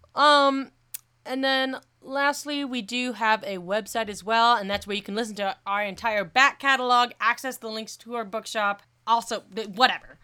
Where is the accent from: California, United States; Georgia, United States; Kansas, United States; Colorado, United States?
Colorado, United States; Colorado Springs; Colorado Springs, my hometown